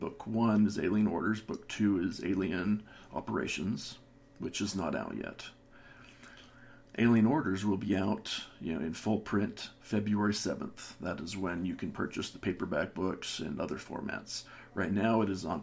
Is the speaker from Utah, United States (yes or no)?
yes; Salt Lake City, Utah, United States; I was born and raised in Salt Lake City, Utah